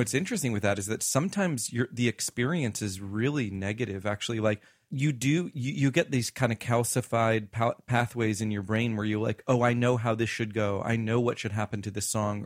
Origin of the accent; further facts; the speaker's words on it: the South, United States; I grew up in the South